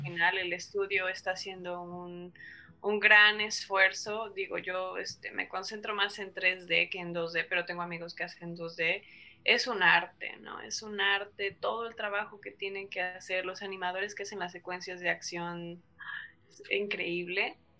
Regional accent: Mexico; el cine de nuestro país

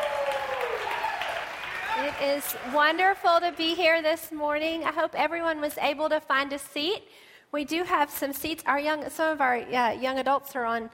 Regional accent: Deep South, United States; moved away as an adult; now in Dallas, United States; I'm from the Deep South. They don't give women mics where I'm from. And so it was a change coming to Dallas

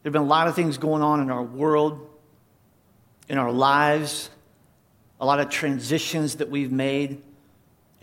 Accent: North Carolina, United States; moved away; I grew up in church. I grew up in Independent Fundamental Baptist Church in North Carolina.

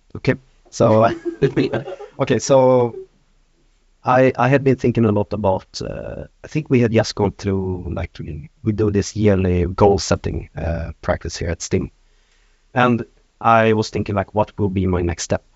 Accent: Norrland, Sweden; now in Stockholm, Sweden; I come from north of Sweden. I've uh, been living in Stockholm for the last 20 years

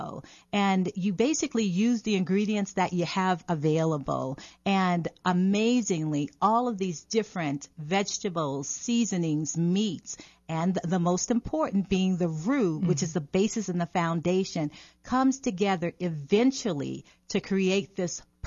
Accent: New Orleans, Louisiana, United States; I'm from New Orleans

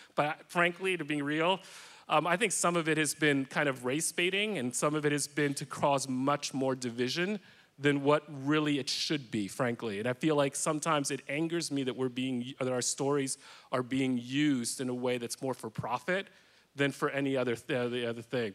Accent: New York City, New York, United States; I was raised in Washington Heights, which is in upper Manhattan.

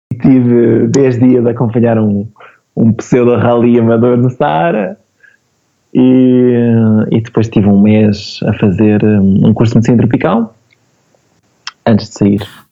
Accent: Portugal; also born or lived in Lisbon; Eu, como português

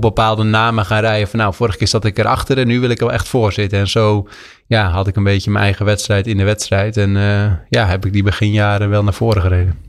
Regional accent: Vrouwenakker, South Holland, Netherlands; net onder de rook van Amsterdam in het plaatsje Vrouwenakker. Uh, oh, gemeente Nieuwkoop

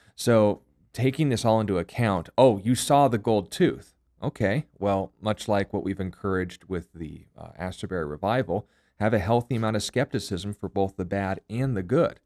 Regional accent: United States; myself being an American

